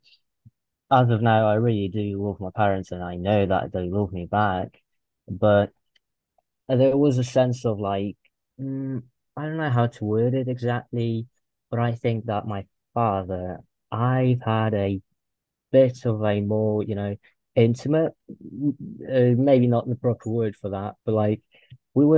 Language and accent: English; Russia; I'm from Russia. I live in a small town